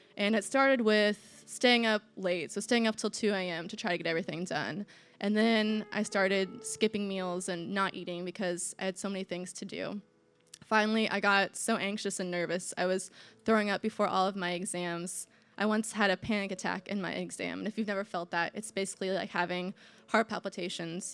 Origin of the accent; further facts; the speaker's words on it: Indiana, United States; I'm from Indiana, I'm from the Midwest